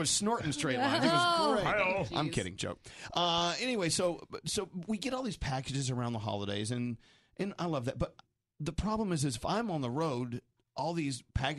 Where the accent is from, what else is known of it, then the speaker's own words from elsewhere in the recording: Dallas, Texas, United States; I'm from Dallas.